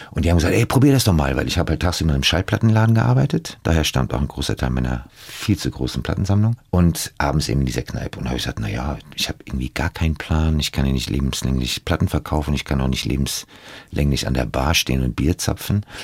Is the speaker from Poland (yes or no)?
no; United States; also born or lived in Germany; Geprägt haben mich meine Kindheit in den USA, die schockierenden Bilder aus meinen eigenen Reportagen und die Zusammenarbeit mit großartigen Stars. Ich setze mich für die Zukunft ein und will andere wachrütteln, denn ich denke doch, dass wir Deutschen leider ein Volk sind von Angsthasen